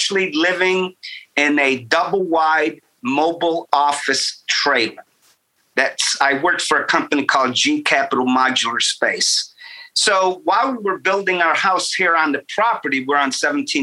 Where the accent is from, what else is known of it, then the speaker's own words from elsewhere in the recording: Rochester, New York, United States; moved away as an adult; I'm from upstate New York. And if you're from upstate New York, which is right, Rochester's right underneath Lake Ontario. Mm-hmm. And it's countryside. We lived across from an orchard